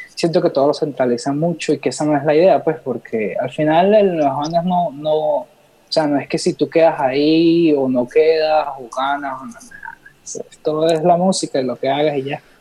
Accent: Los Teques, Miranda, Venezuela; yo crecí ahí en Los Teques, al lado de Caracas

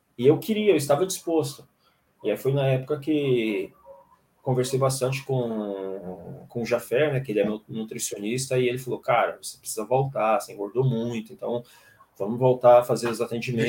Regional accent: Fortaleza, Ceará, Brazil; sou natural de Fortaleza.

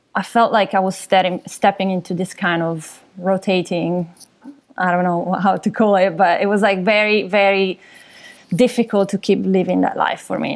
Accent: Milan, Lombardy, Italy; moved away as an adult; also born or lived in London; now in Vancouver, Canada; I'm from Milan originally, so from Italy

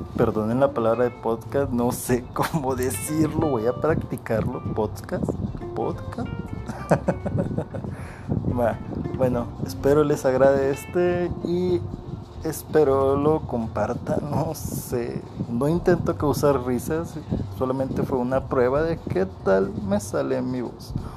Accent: Coahuila, Mexico; soy de Coahuila, de México

